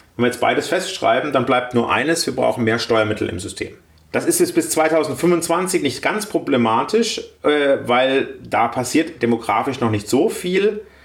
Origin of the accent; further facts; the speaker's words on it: Baden-Württemberg, Germany; als Badener